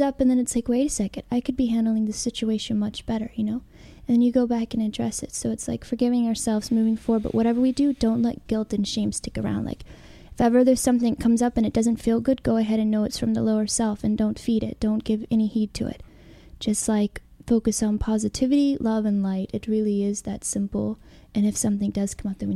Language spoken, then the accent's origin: English; Alabama, United States; moved away as an adult; also born or lived in California; I grew up in Alabama in Christianity